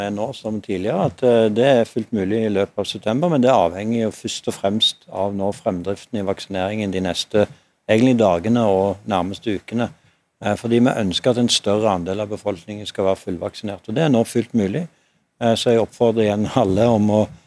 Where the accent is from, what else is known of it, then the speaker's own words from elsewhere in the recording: Stavanger, Rogaland, Norway; min hjemby i Stavanger